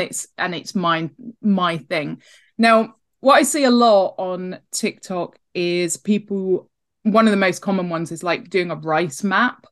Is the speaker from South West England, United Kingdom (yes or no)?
yes; Devon, South West England, United Kingdom; I grew up in Devon on the edge of Dartmoor.